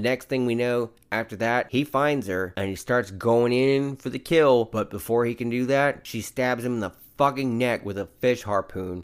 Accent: the South, United States; I'm from the South

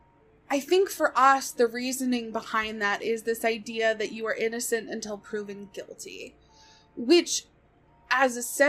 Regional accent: United States; I, as an American

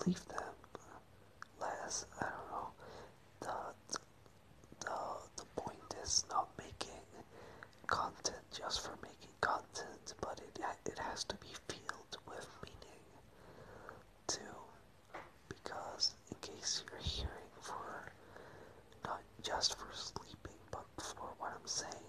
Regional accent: Venezuela; English is a second language; moved away as an adult; now in Madrid, Spain; I moved here from Venezuela. I lived there my whole life. I was born there.

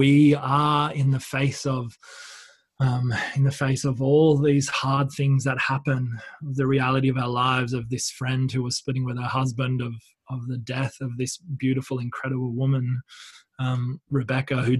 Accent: Wollongong, New South Wales, Australia; moved away; So up where I grew up in Sydney, or just below Sydney in Wollongong.

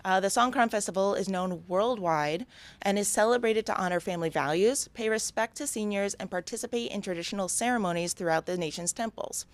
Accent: New York, United States; moved away as an adult; now in Thailand; I grew up in New York

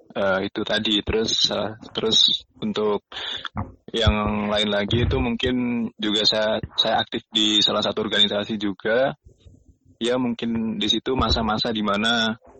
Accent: Indonesia; Kita orang Indonesia

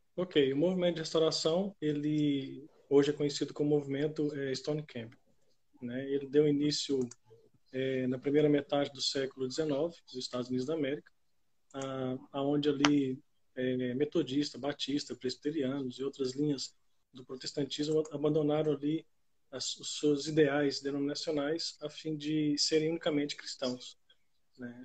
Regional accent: Itapuranga, Goiás, Brazil; moved away as an adult; also born or lived in Paraguay / Portugal; now in Carcavelos, Portugal; eu sou natural da cidade de Itapuranga, lá no interior de Goiás

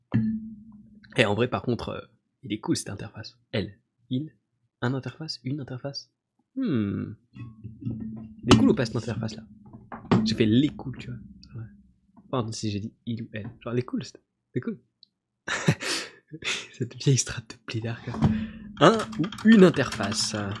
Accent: France; je suis français

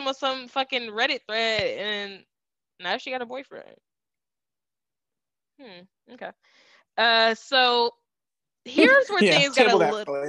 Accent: Cleveland, Ohio, United States; I'm the one that's from Cleveland

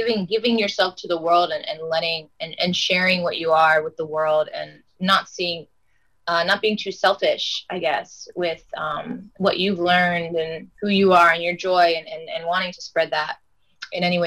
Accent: North Carolina, United States; I'm from North Carolina too

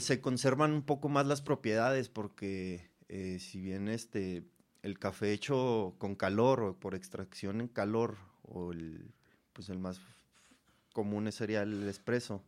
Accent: Cuauhtémoc, Chihuahua, Mexico; en el estado, en, Chihuahua, yo, yo, soy de Cuauhtémoc

